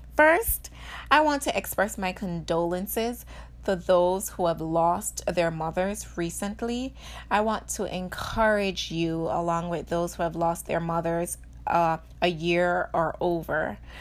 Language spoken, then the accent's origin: English; Jamaica; moved away; I grew up in Jamaica, and so any opportunity to get dressed, um, was, is, is something that we strive in, uh, as Jamaican